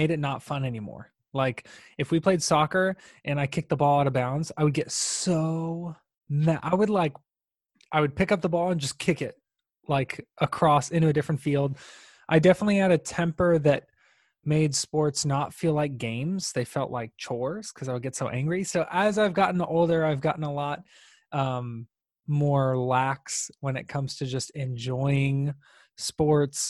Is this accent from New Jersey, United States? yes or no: no; Tampa, Florida, United States; I'm from Tampa, where I live now